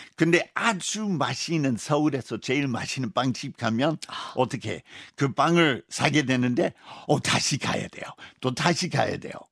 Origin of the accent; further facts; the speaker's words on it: Utah, United States; Korean is a second language; moved away as an adult; now in South Korea; 우리 고향 유타주인데